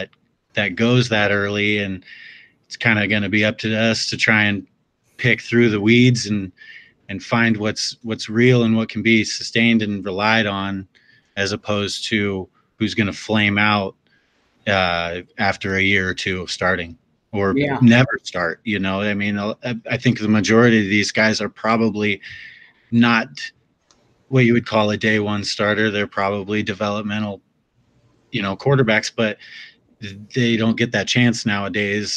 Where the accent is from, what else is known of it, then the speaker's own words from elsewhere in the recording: Washington, United States; I'm from Washington